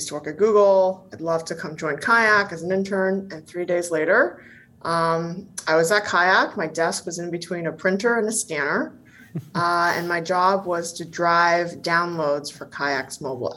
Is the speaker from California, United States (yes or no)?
yes; Bay Area, California, United States; also born or lived in Taiwan; I grew up in the Bay Area